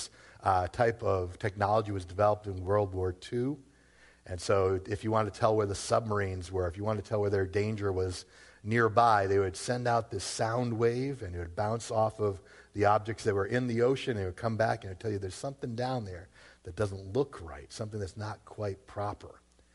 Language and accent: English; Worcester, Massachusetts, United States; I grew up in Worcester. What do you want from me?